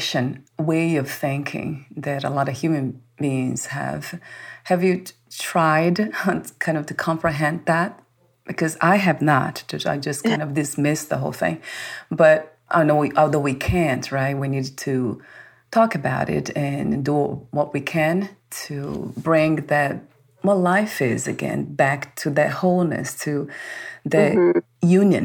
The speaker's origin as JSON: {"language": "English", "country": "Brazil", "tie": "born or raised there", "moved": "yes", "said": "I was born in Brazil"}